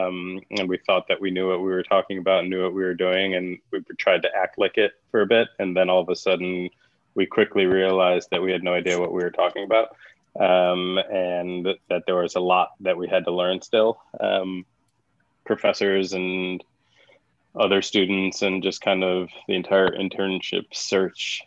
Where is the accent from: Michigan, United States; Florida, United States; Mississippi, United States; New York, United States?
New York, United States; Buffalo; I'm from Buffalo, go Bills